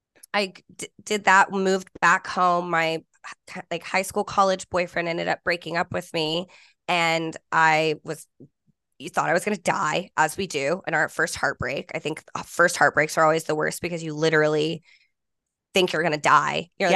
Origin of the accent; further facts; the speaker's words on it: Fort Worth, Texas, United States; And I grew up in Fort Worth, but in a small school, like K through 12, my whole schooling, I graduated with 26 people.